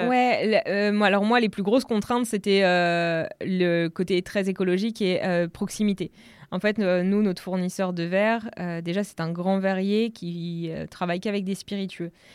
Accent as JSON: {"language": "French", "region": "Normandy", "country": "France", "tie": "born or raised there", "said": "Donc je viens de Normandie"}